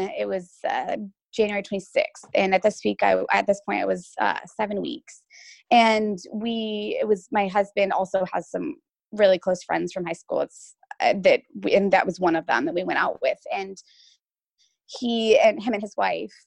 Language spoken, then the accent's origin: English; Washington, United States; I was born and raised in Washington